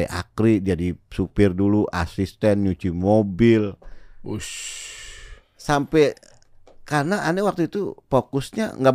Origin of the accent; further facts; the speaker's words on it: Jakarta, Indonesia; gue orang Betawi gitu.